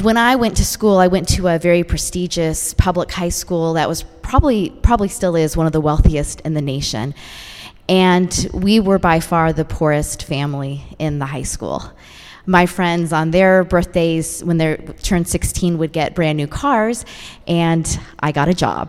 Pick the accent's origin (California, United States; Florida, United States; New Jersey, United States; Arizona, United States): California, United States; San Francisco Bay Area; I grew up in the San Francisco Bay Area.